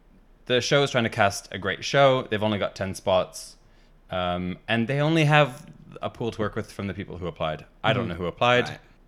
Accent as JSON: {"language": "English", "country": "Canada", "tie": "born or raised there", "moved": "yes", "lives_now": "United Kingdom", "said": "I was born in Canada. Gasp. But I am competing on Drag Race UK, and that's because my mother is British. I have a British passport. I've lived in the UK for the last 10 years. Therefore, I'm British."}